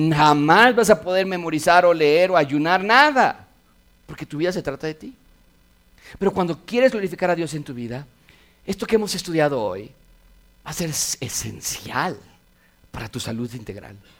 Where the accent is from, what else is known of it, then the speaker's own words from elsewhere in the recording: Mexico; ser mexicanos